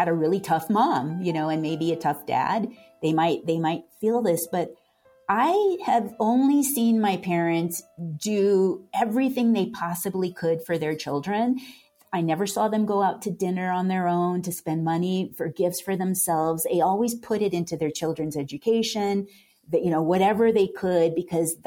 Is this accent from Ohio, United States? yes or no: no; Carpinteria, California, United States; moved away; also born or lived in Santa Fe; I grew up in Southern California in Carpinteria